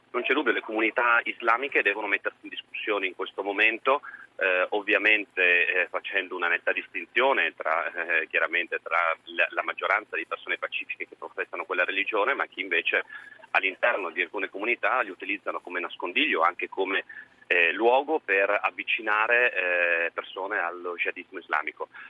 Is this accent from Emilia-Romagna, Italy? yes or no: no; Trieste, Friuli-Venezia Giulia, Italy; io l'ho vissuta sulla nostra pelle da triestino